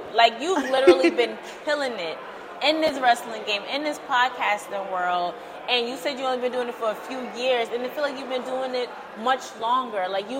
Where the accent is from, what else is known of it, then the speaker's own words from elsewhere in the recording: Brooklyn, New York, United States; New York welcomes you. I'm from Brooklyn. We're in Brooklyn, so you're good with me.